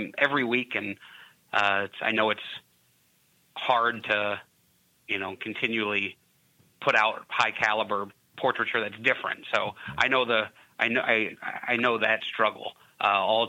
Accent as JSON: {"language": "English", "town": "Louisville", "region": "Kentucky", "country": "United States", "tie": "born or raised there", "also_born_or_lived": "Indiana", "moved": "as an adult", "said": "I grew up in Louisville, Kentucky"}